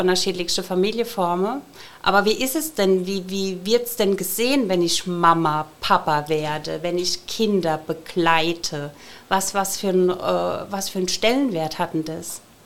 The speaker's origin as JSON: {"language": "German", "town": "Ludwigshafen", "region": "Rhineland-Palatinate", "country": "Germany", "tie": "born or raised there", "said": "ich bin hier geboren in Ludwigshafen"}